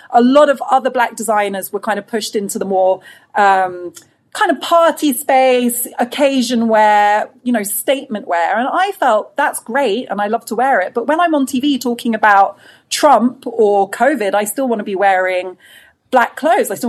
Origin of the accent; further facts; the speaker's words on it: United Kingdom; I think it reflects uh, actually a lot of our experiences of being Black British in a bigger way